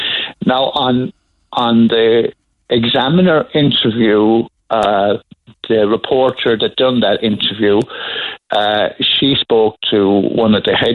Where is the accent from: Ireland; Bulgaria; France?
Ireland; Douglas, Munster; No, I'm from Douglas.